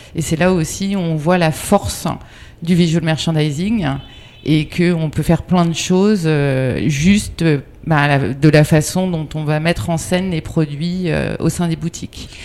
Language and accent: French; near Agon-Coutainville, Normandy, France; moved away; also born or lived in Brittany; je suis née en Normandie, pas loin d'Agon-Coutainville